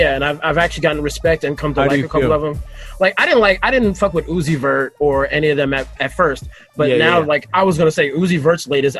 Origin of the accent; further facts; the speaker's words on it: New York, United States; I grew up East Coast, primarily New York, all New York, pretty much.